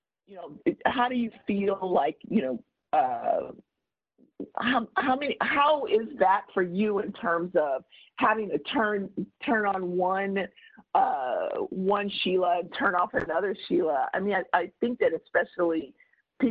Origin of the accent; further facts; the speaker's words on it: Compton, California, United States; also born or lived in Oklahoma; I grew up in Compton